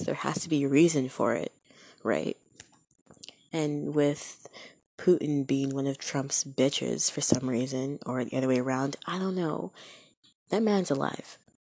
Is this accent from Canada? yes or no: yes; Canada; I am Canadian, but the United States is right there